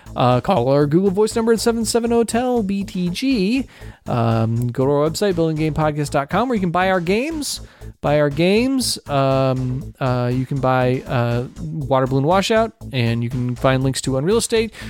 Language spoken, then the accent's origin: English; Ohio, United States; the church that I I, I grew up going to in Ohio.